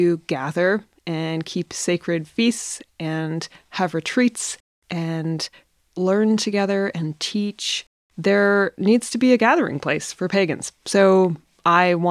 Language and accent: English; north of British Columbia, Canada; also born or lived in Iceland; back to Canada, back to my hometown in the north of British Columbia